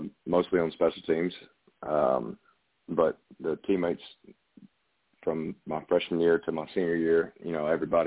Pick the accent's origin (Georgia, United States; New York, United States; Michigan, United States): Georgia, United States; Valdosta; I was born and raised in Vadea, Georgia, South Georgia